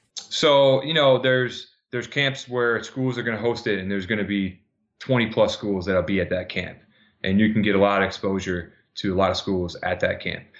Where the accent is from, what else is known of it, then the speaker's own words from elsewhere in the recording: Minnesota, United States; now in New Jersey, United States; back home in Minnesota